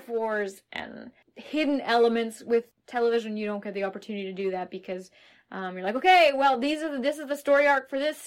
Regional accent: Toronto, Ontario, Canada; growing up in Toronto area

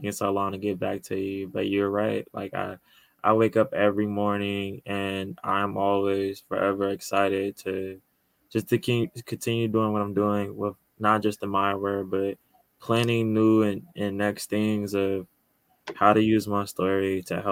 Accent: Chicago, Illinois, United States; I'm from Chicago and born and raised here

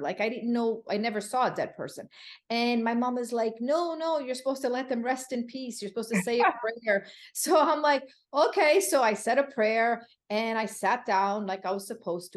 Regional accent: Connecticut, United States; moved away as an adult; also born or lived in Florida; now in Miami, United States; I'm originally from Connecticut, now living right outside Miami, Florida

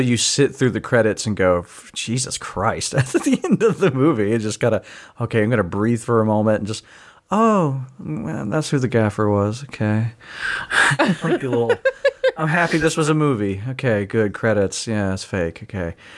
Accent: United States; as an American

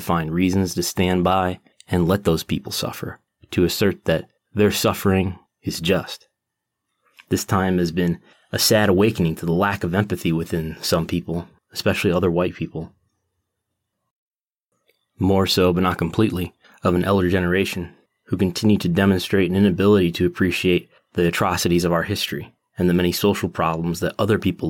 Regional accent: United States; now in Buffalo, United States; I've lived in the United States my entire life, since 1985

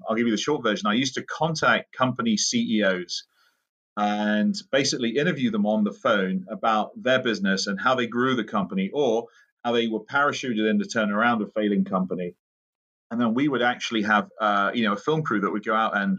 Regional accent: United Kingdom; moved away as an adult; also born or lived in London; now in Holland, United States; I'm originally from the United Kingdom

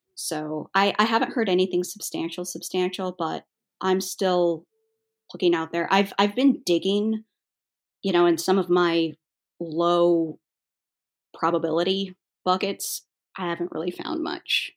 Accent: United States; as an American who was born in the eighties

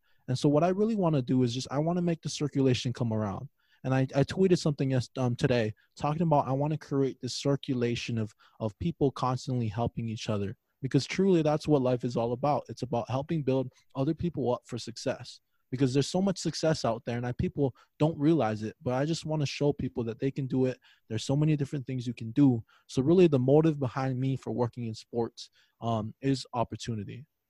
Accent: Hawaii, United States; moved away as an adult; now in Minnesota, United States; I was born and raised in Hawaii, and I got the opportunity to come to a Division II school all the way in the opposite side of the country, Minnesota. And I'm still here. 5.5 years later

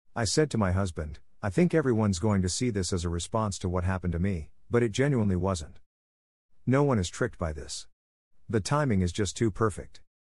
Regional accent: Long Island, New York, United States; I was a teenager from Long Island taking the Long Island Railroad into Manhattan

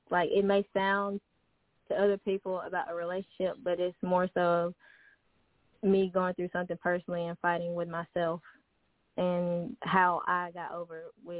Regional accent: Villa Rica, Georgia, United States; I'm from Villarica, Georgia.

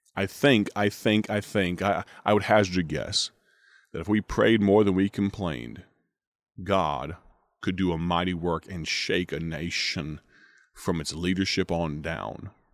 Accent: United States; I am an American.

